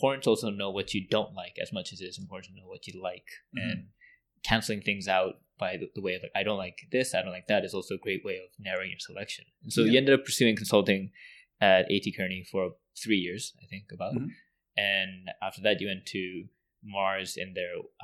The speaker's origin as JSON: {"language": "English", "region": "West Coast", "country": "Canada", "tie": "born or raised there", "also_born_or_lived": "Kingston", "moved": "yes", "said": "I grew up in the West Coast"}